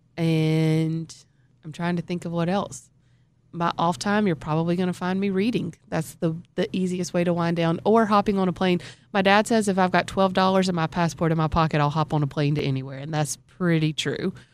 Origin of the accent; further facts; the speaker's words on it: Alabama, United States; moved away as an adult; also born or lived in Florida; I was born and raised in Alabama